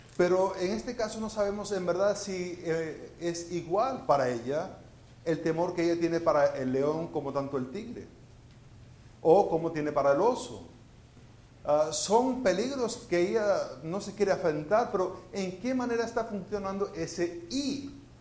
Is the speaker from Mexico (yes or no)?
no; Venezuela; moved away as an adult; also born or lived in Florida, United States / Spain; now in Houston, United States; yo nací en Florida y viví en Venezuela y viví en España y vivo en Houston